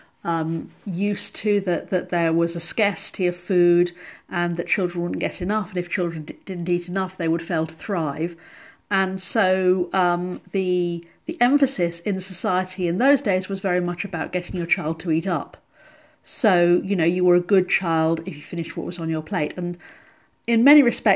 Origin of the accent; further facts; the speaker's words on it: England, United Kingdom; I'm English